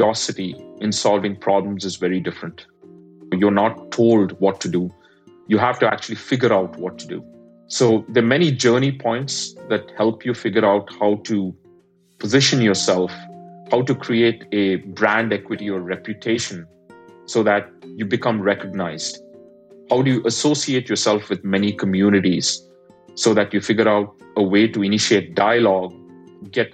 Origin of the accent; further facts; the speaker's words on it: India; moved away; I'm an immigrant, I grew up in India